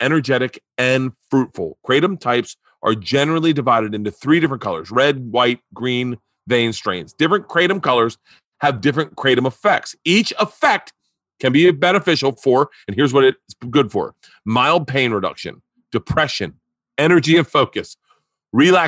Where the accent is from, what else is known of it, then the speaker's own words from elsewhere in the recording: Florida, United States; growing up in Florida, you know everything about wrestling.